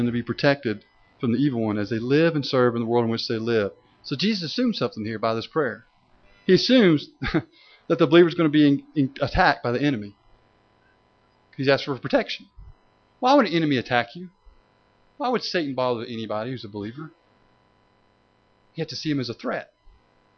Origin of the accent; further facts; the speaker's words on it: Tennessee, United States; when I was growing up in Tennessee